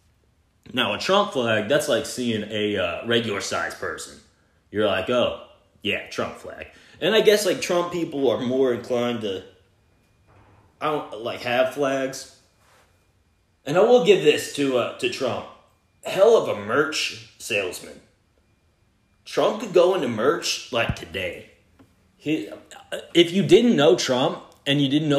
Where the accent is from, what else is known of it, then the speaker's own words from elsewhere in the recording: Texas, United States; I'm from Texas